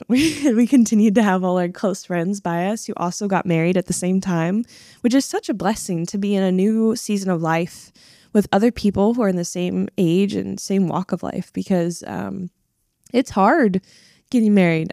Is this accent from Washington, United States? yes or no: yes; Washington, United States; I am originally from Washington State.